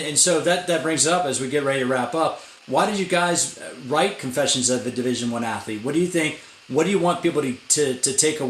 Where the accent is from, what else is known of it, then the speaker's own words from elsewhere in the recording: United States; I grew up in right outside of Washington, D.C.